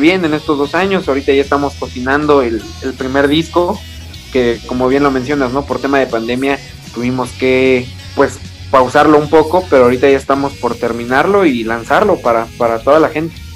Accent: Mexico City, Mexico; nosotros somos aquí originarios de la Ciudad de México

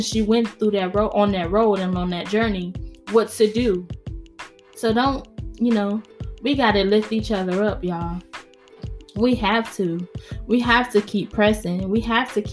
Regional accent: New York, United States; accent: New York; My New York accent came out

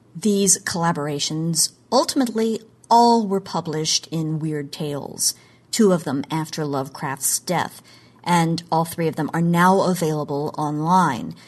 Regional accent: Oklahoma, United States; moved away; in my home state of Oklahoma

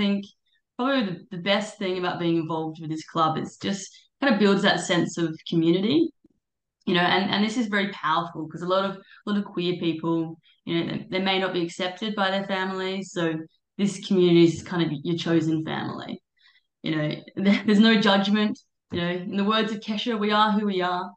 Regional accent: Adelaide, South Australia, Australia; moved away as an adult; also born or lived in Sydney; now in New York, United States; I'm originally from Adelaide, so I've lived in Sydney for about the last 7 years, and then yeah, so I just moved to New York about 2 months ago

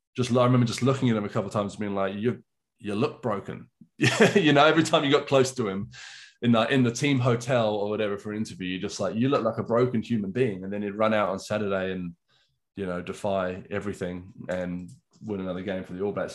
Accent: England, United Kingdom; I grew up in England, actually. So I got a Welsh, Welsh dad and an English mum

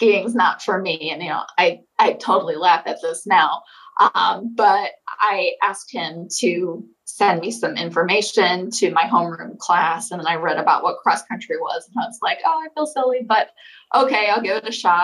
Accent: Holland, Michigan, United States; I grew up in Holland, Michigan, right on Lake Michigan

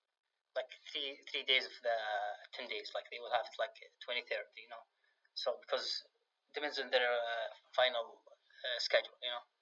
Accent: Riyadh, Riyadh Province, Saudi Arabia; English is a second language; also born or lived in Oregon, United States / Richmond, United States; in Riyadh here, I grew up in Riyadh

